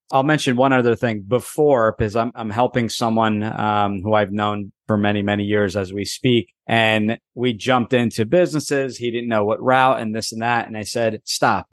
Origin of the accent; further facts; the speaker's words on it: New Jersey, United States; born and raised in New Jersey